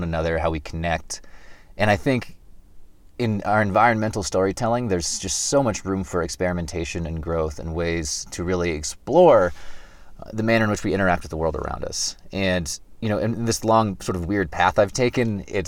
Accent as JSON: {"language": "English", "region": "Kansas", "country": "United States", "moved": "as an adult", "said": "I'm originally from Kansas, which is in the middle of the country. And so I got out of Kansas after college and moved west"}